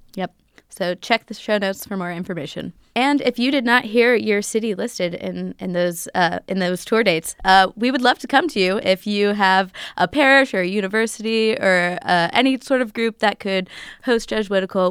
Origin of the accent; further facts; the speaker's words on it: Arlington, Virginia, United States; my hometown, Arlington, Virginia